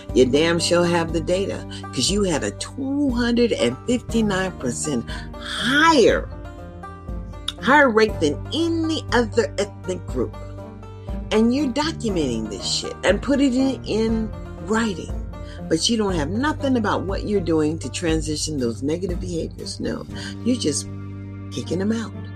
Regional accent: United States; I'm an American citizen

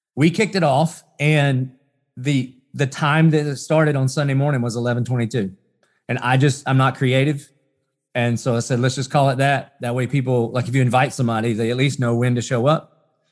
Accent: the South, United States; growing up in the South, I'd heard of Jesus, and I would have said I was a Christian just 'cause I was Southern and I was American

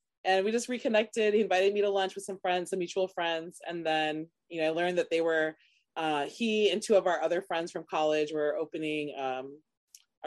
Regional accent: Orlando, Florida, United States; I grew up in Orlando

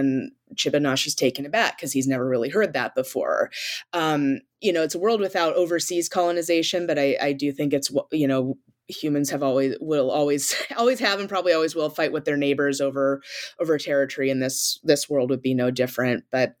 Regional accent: Sault Ste. Marie, Michigan, United States; I'm from the Upper Peninsula, originally from Sault Ste. Marie, which is Bawi-Tagong in the book.

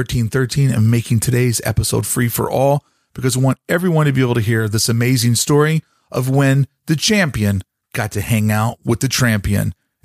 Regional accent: Louisville, Kentucky, United States; moved away; I'm originally from Louisville, Kentucky

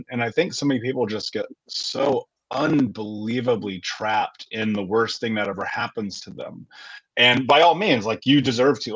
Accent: United States; David and I grew up here in the States

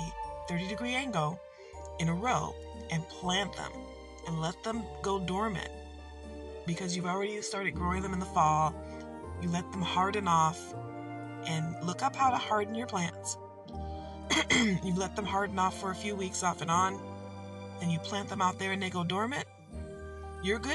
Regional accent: Detroit, Michigan, United States; I'm from Detroit

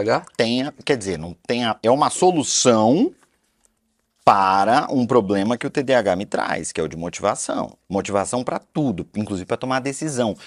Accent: Belém, Pará, Brazil; moved away; Eu sou de Belém do Pará e lá era muito quente

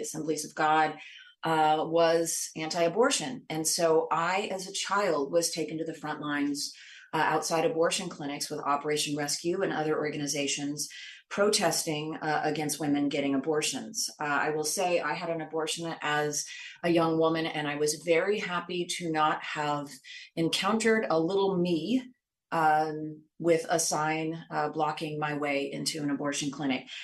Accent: Washington, United States; I grew up in Washington state

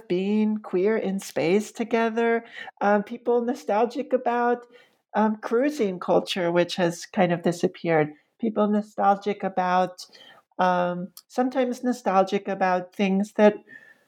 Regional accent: New York City, New York, United States; moved away as an adult; now in Roanoke, United States; the stereotypes that I had been raised with as a New Yorker.

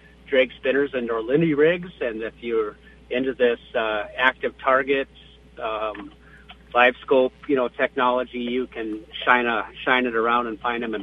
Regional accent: Bemidji, Minnesota, United States; growing up in Bemidji

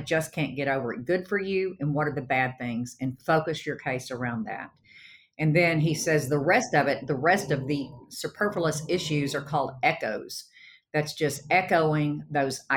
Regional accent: Sherman, Texas, United States; when I started off my practice in my hometown of Sherman, Texas

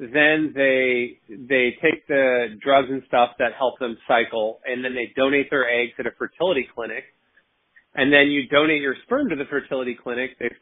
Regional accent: West Coast, United States; now in Washington, D.C., United States; I'm originally from the West Coast, but I live in Washington, D.C. now

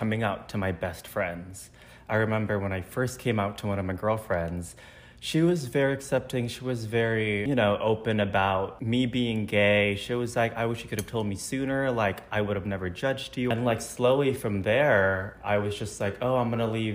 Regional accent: Indonesia; moved away as an adult; now in Chicago, United States; I'm originally born and raised in Indonesia. And then I moved to Chicago in 2017 for college

